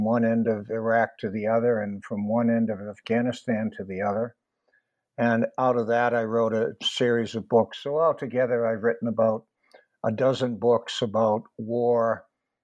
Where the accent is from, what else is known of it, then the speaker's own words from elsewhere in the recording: Boston, Massachusetts, United States; I was born in Boston when World War II was going on